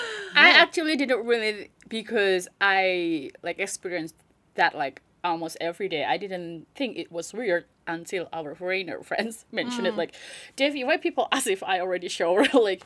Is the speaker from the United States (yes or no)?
no; Yogyakarta, Special Region of Yogyakarta, Indonesia; moved away as an adult; I came from Jogja and I've been here for like, this year is 8 years.